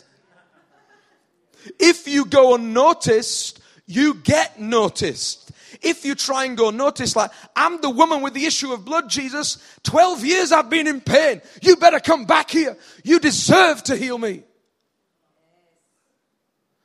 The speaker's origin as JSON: {"language": "English", "country": "United Kingdom", "accent": "northern", "said": "In my northern accent"}